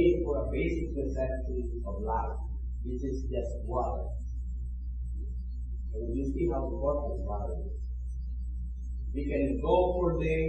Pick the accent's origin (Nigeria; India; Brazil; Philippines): Philippines; English is a second language; now in Canada; I remember my first week here in Canada, I came from the Philippines, and I was invited to Montreal by a friend.